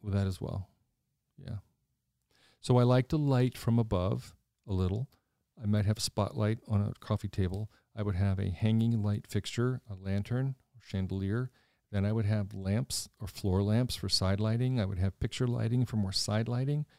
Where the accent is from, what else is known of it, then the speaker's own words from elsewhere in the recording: Washington, District of Columbia, United States; moved away as an adult; now in Lancaster, United States; I grew up in Washington. I grew up in the city.